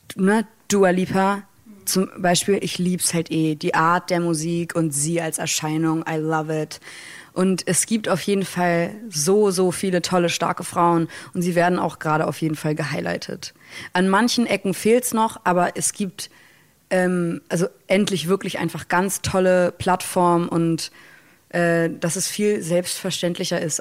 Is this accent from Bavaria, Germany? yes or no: no; Hamburg, Germany; Ich als Nordlicht, als äh, Hamburger Dern